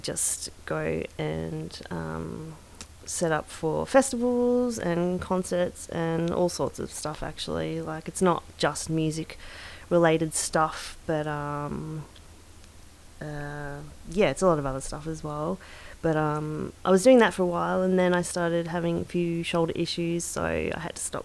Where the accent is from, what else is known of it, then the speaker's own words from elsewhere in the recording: Ferntree Gully, Victoria, Australia; I grew up in Ferntree Gully